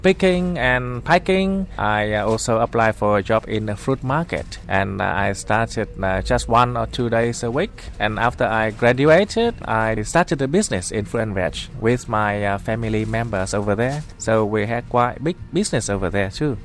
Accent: Haiphong, Vietnam; moved away as an adult; also born or lived in Perth, Australia; now in Sydney, Australia; I'm from Vietnam originally, but I came to Australia to Perth when I was 20, which was uh, 1994. So now I've been here for 25 years, so which is longer than the time I spent in my hometown.

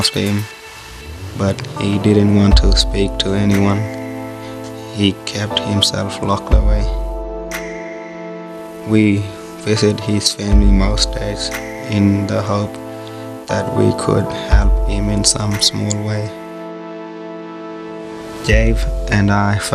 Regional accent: Elliott, Northern Territory, Australia; Growing up together in Elliot

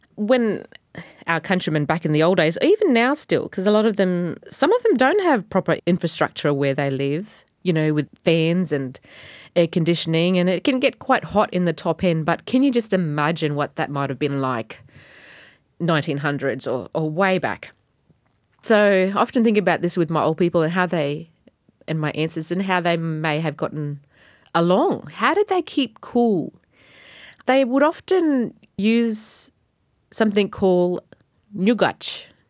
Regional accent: Wadjigan country, Northern Territory, Australia; first language Batjamal; My language is Bachamal, and I'm from the Wajigan tribe

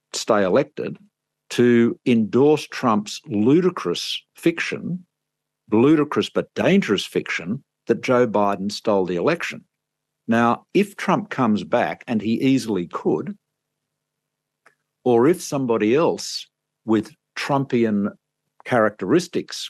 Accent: Australia; I'm an Australian

